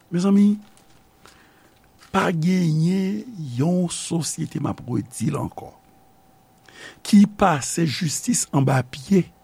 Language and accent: Haitian Creole; Haiti; peyi kote nou fet, Haiti